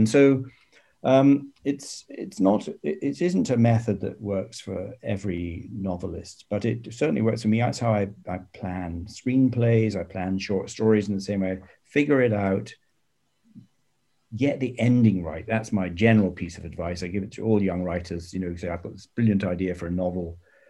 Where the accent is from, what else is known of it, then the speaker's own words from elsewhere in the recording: United Kingdom; And I'm sort of obsessed by the First World War, as many British people are.